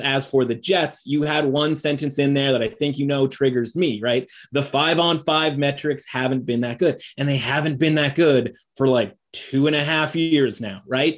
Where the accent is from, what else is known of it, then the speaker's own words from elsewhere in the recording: British Columbia, Canada; moved away as an adult; now in Toronto, Canada; I'm currently living in Toronto, which I have for oh. about 15 years now, but I'm originally a British Columbian